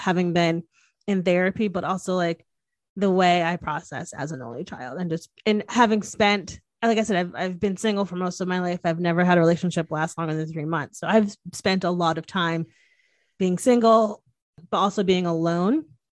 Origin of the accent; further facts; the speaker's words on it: Northeast, United States; I'm from the Northeast. I talk with my hands, obviously.